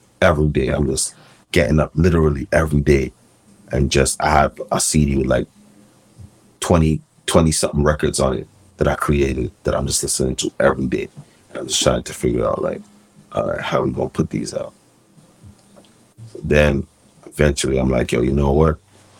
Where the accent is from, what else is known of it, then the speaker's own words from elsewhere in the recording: Jamaica; And one of his dogs, I'm from Jamaica, was with him.